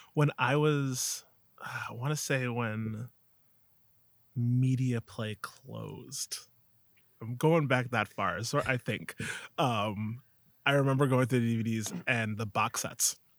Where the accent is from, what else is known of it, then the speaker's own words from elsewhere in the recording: Alma, New York, United States; also born or lived in Buffalo, New York; I grew up in Alma, New York, right here